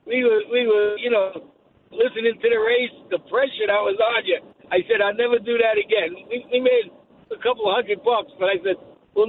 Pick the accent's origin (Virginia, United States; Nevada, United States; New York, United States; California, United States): New York, United States; New York City; now in Pennsylvania, United States; I'm originally from Brooklyn